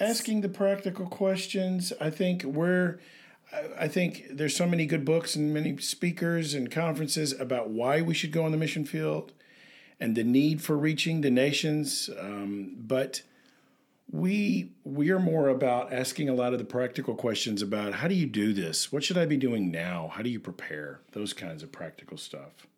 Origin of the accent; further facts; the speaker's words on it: Tennessee, United States; I'm from Tennessee